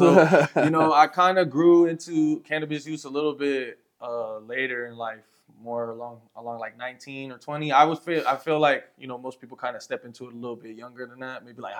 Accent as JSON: {"language": "English", "region": "New Jersey", "country": "United States", "tie": "born or raised there", "also_born_or_lived": "El Paso, Texas", "moved": "as an adult", "lives_now": "Santa Teresa, United States", "said": "So I'm originally from New Jersey, East Coast boy, you know, born and raised. I've been here in you know, New Mexico area for about the last year, on and off between, like, you know, El Paso and out here a little bit."}